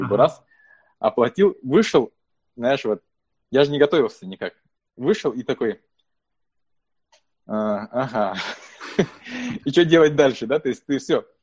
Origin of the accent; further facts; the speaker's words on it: Buryatia, Russia; now in United States; ну, вообще классно, что я бурят, и классно, что у нас есть сообщество бурятов